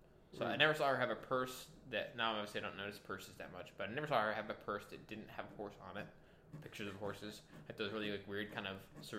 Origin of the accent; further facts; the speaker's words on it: West Texas, United States; I'm from West Texas, where like it's pretty normal for people to like or have or like spend time riding horses